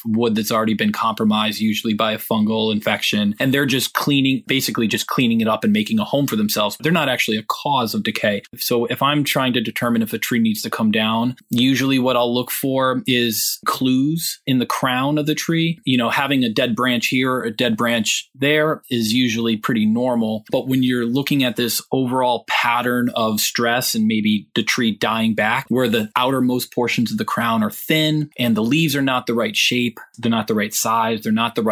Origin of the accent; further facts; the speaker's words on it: Western Massachusetts, United States; I was born and raised in Western Massachusetts.